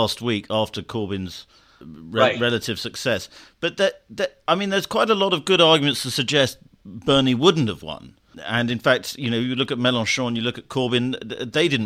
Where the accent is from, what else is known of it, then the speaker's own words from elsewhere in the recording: United Kingdom; accent: British; my British accent